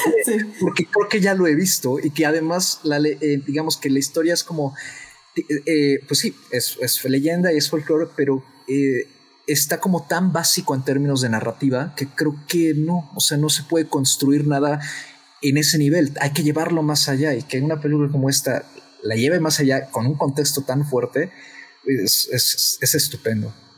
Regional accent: Mexico; nosotros como mexicanos

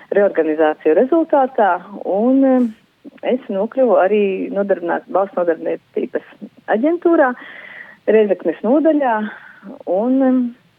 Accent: Bērzgale, Rēzekne Municipality, Latvia; manā dzimtajā ciematā, Bērzgalē, Rezeknes novadā

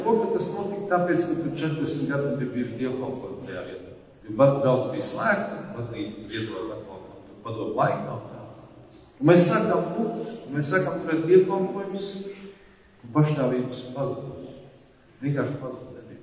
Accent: Latvia; mēs vispirms esam ticīgi, un tad mēs esam latvieši

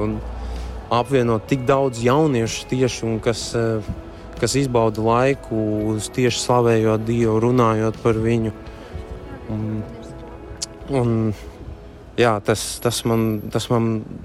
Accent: Daugavpils, Latgale, Latvia; Esmu no Daugopils

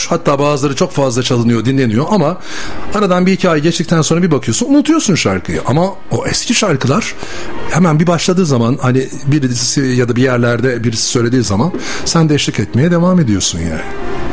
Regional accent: İzmir, Turkey; moved away as an adult; also born or lived in Bursa; now in Istanbul, Turkey; Ben İzmirliyim.

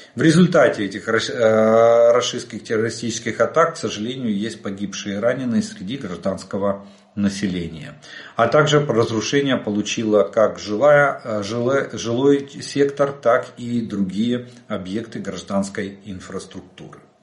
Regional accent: Ukraine; мы из Украины

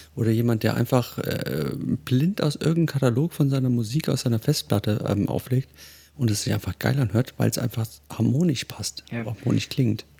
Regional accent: Hesse, Germany; ich komme aus Hesse

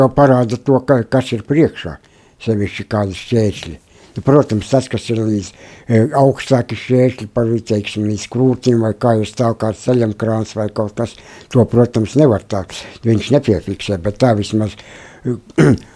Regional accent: Latgale, Latvia; moved away; es esmu dzimis Latgalē, Baulu rajonā, Lieparu ciemā

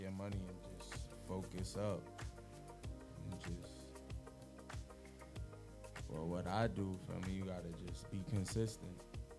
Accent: New York, United States; I was born in L.I., North Shore, L.I.J., but I was born and raised in Rochester.

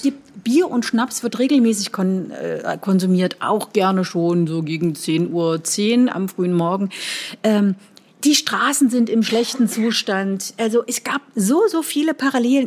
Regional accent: East Germany, Germany; moved away as an adult; also born or lived in Leipzig / Siena / Antwerp / Brussels; Als echter Ossi

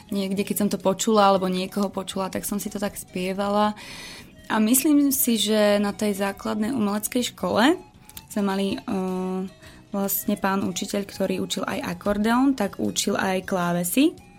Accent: eastern Slovakia, Slovakia; keďže som z východu, tak ja som cymbalovka

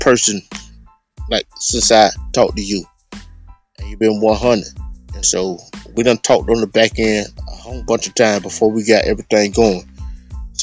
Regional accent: Miami, Florida, United States; also born or lived in Gainesville, Florida / San Jose, California; now in Ocala, United States; I grew up in Miami.

